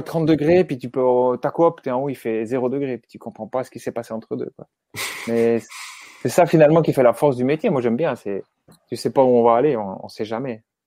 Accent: Switzerland; chez nous, en Suisse

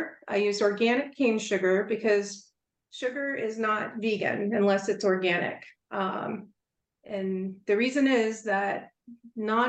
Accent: the South, United States; I'm from the South, so we make a cornbread dressing every year

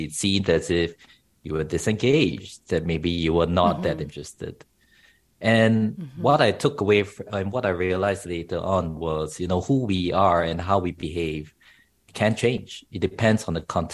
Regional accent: Singapore; moved away as an adult; now in Australia; I grew up in Asia, in Singapore specifically

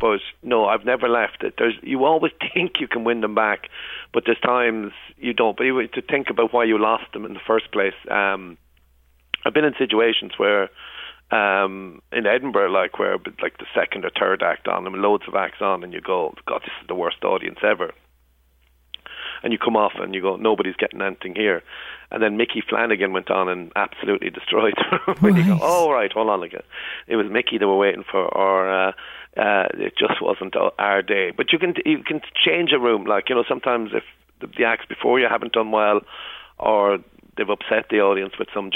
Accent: Limerick, Munster, Ireland; I'm from Limerick.

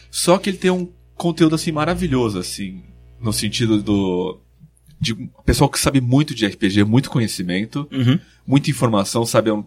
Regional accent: Espírito Santo do Pinhal, São Paulo, Brazil; moved away; Eu sou de Espírito Santo

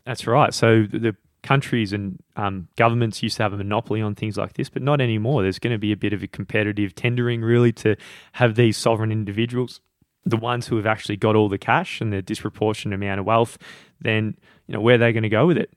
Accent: Australia; I'm Australian

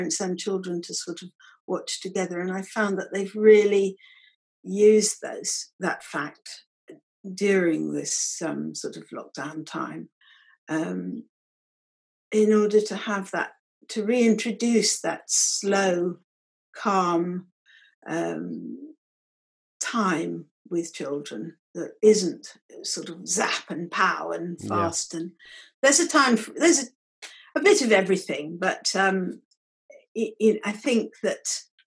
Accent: Norfolk, East of England, United Kingdom; I grew up in Norfolk, so the Norfolk Broads featured quite strongly in my childhood

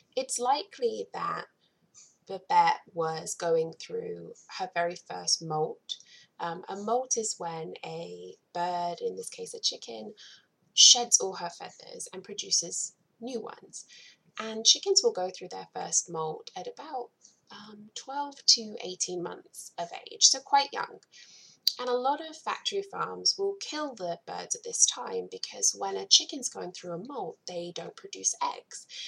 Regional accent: England, United Kingdom; moved away as an adult; also born or lived in Providence, Rhode Island / Atlanta, Georgia; now in Akron, United States; I'm not native. I am originally from England and I moved to the US about 11 years ago now

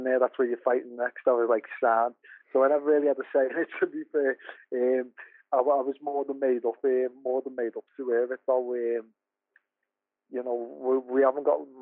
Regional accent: Liverpool, North West England, United Kingdom; I'm from Liverpool

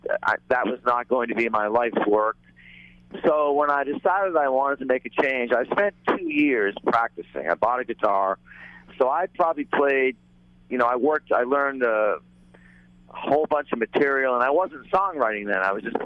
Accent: New England, United States; I growing up in New England

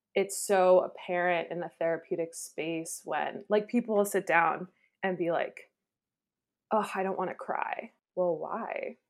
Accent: New York, United States; also born or lived in Pennsylvania / Chicago / Philadelphia; now in Texas, United States; I'm originally from New York State, but I've lived in Pennsylvania, Chicago, Philadelphia, and now I live in Texas

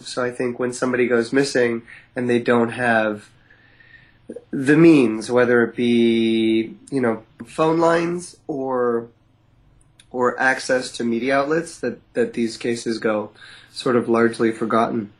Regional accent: East Coast, Canada; now in West Coast, Canada; I grew up in the East Coast

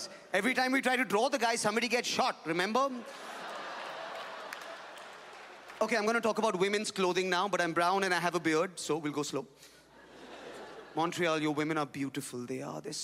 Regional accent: Mumbai, Maharashtra, India; I am from Bombay in India.

